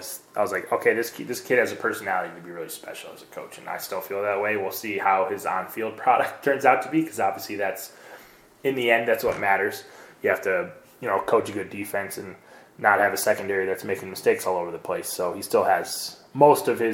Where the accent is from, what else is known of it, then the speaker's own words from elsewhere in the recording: Cleveland, Ohio, United States; I'm from Cleveland